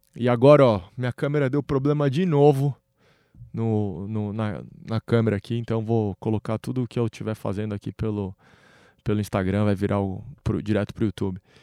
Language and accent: Portuguese; Brazil; como brasileiros